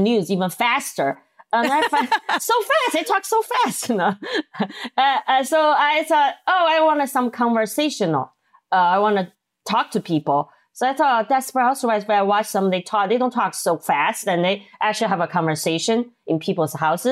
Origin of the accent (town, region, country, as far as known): Chengdu, Sichuan, China; born or raised there; English is a second language; moved away as an adult; also born or lived in Minnesota; now in United States